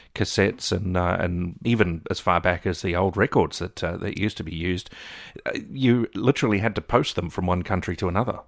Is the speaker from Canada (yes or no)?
no; New Zealand; moved away as an adult; now in Melbourne, Australia; I grew up in New Zealand